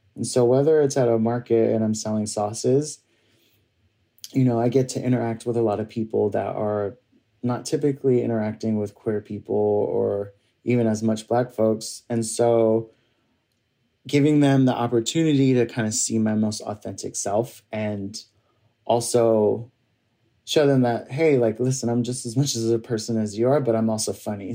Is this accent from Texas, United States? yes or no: no; New York City, New York, United States; my family's from um, Barbados, and uh, I grew up here in New York City